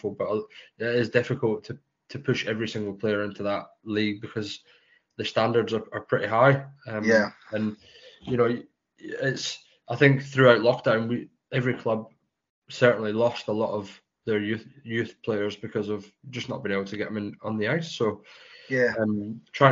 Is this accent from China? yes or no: no; Scotland, United Kingdom; accent: Scottish; moved away as an adult; also born or lived in Edinburgh / Glasgow / Fife / Chelmsford; I was born in Scotland.